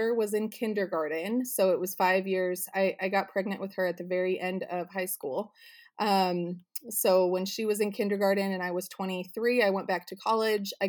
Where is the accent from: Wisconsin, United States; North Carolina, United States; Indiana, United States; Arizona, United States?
Arizona, United States; now in Southern California, United States; I grew up in Arizona in the middle of the desert